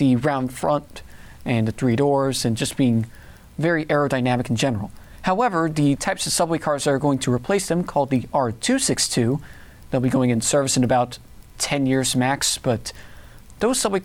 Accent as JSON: {"language": "English", "town": "Port Jefferson", "region": "New York", "country": "United States", "tie": "born or raised there", "said": "I grew up in Port Jefferson, Long Island"}